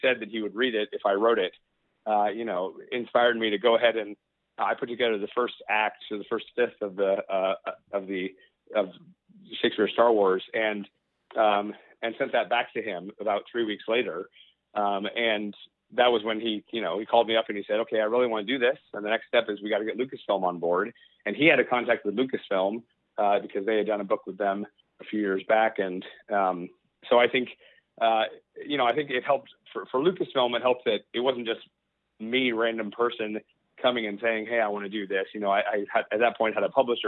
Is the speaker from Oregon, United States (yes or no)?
yes; Portland, Oregon, United States; I'm from Portland.